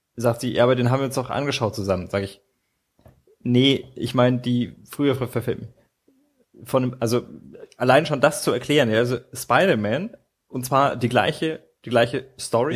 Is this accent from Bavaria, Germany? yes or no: yes; Nuremberg, Bavaria, Germany; als Nürnberger